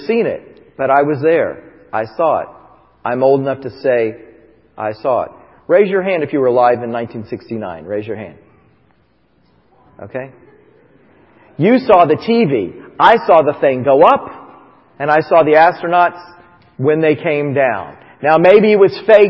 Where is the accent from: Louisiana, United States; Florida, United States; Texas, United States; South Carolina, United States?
Florida, United States; Titusville; moved away; I grew up in Titusville, Florida